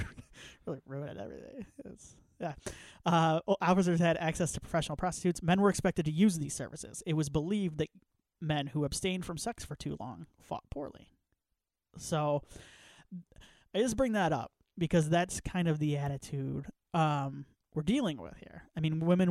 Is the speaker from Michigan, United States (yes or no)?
yes; Northern Michigan, United States; I grew up in Northern Michigan